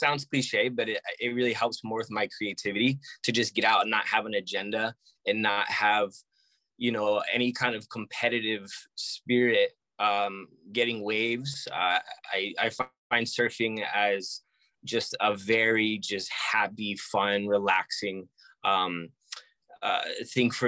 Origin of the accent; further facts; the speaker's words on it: New Jersey, United States; moved away as an adult; also born or lived in Georgia / Florida; now in Honolulu, United States; I was born and raised in New Jersey.